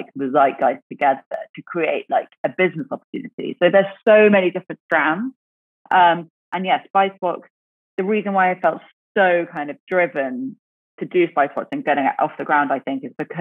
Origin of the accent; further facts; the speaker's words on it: English countryside, England, United Kingdom; growing up in the UK, growing up in the English countryside